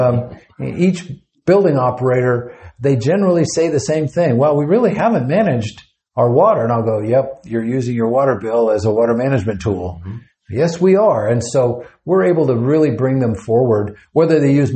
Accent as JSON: {"language": "English", "town": "Fort Worth", "region": "Texas", "country": "United States", "said": "I'm actually from Fort Worth"}